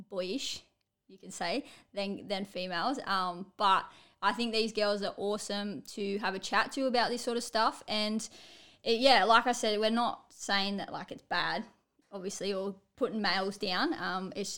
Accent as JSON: {"language": "English", "country": "Australia", "said": "us Aussies here"}